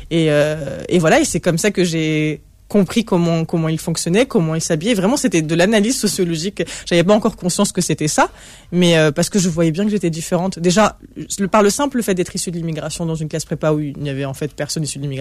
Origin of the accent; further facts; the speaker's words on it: Toulouse, Occitania, France; accent: Southern French; moi, je, moi je suis toulousain.